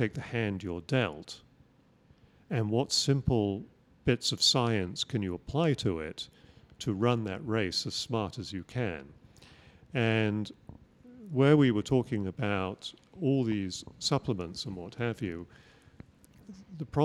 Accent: England, United Kingdom; moved away; I grew up in England

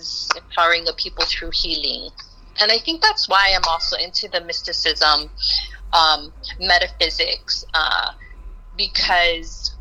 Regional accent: Hawaii, United States; being Native Hawaiian here in the islands

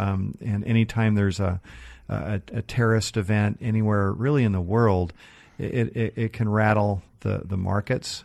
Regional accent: Seattle, Washington, United States; I grew up in North Seattle, kind of up by Northgate

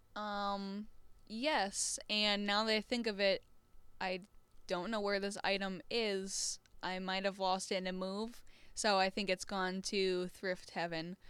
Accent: Southeast Michigan, United States; moved away; I'm from Southeast Michigan

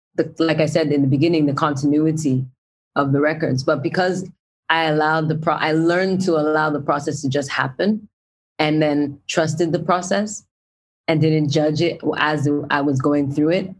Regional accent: Brampton, Ontario, Canada; I grew up in Brampton

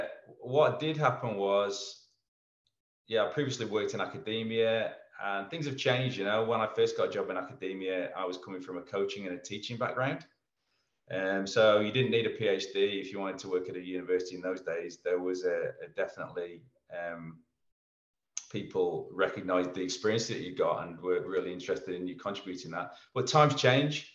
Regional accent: England, United Kingdom; moved away as an adult; now in Melbourne, Australia; Being an Englishman

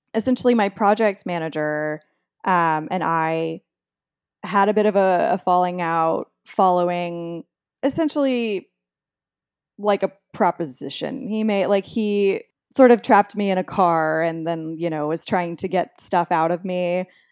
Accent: Texas, United States; I'm from Texas, and I grew up, um, you know, pretty close to Mexico

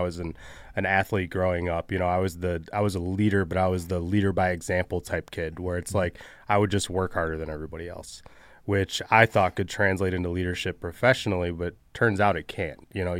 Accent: Michigan, United States; I grew up in Southeast Michigan and started a company called Social House almost 4 years ago now

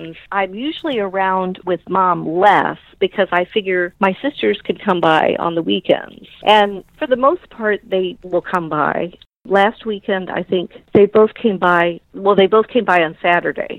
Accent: Belleville, Illinois, United States; I grew up in Belleville

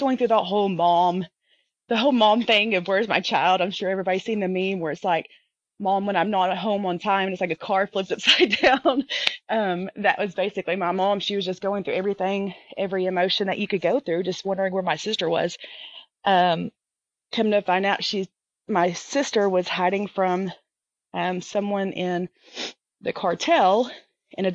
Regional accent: the South, United States; I'm from the South

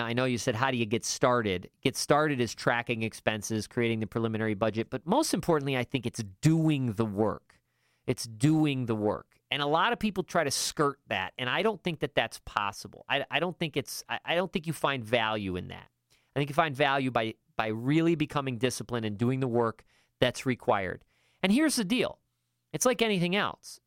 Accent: upstate New York, United States; moved away; I was from upstate New York

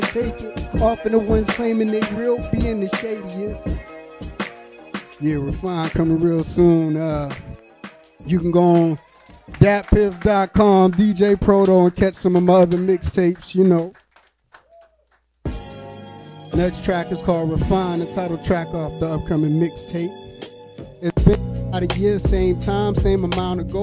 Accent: Erie, Pennsylvania, United States; I'm coming from Erie, Pennsylvania

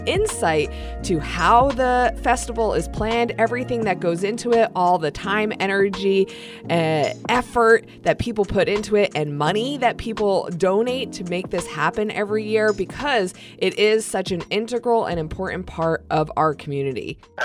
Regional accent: East Coast, United States; moved away as an adult; now in Wenatchee, United States; I'm not originally from Wenatchee. I'm not originally from Washington State. I'm from the East Coast.

